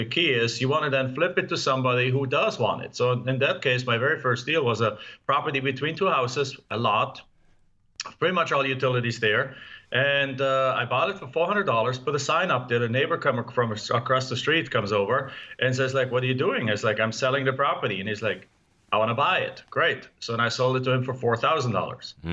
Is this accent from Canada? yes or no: no; Germany; English is a second language; moved away as an adult; now in United States; as you can tell from my accent, I'm not from here. I mean, you know me, I'm from Germany. I came over to the US in 1997.